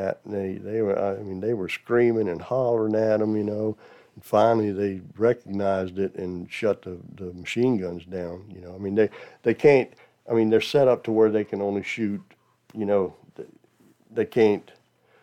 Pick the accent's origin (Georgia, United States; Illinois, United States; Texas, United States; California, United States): Georgia, United States; also born or lived in Dachau, Germany / Brunswick, Georgia / Jonesboro, Georgia; I'm from Georgia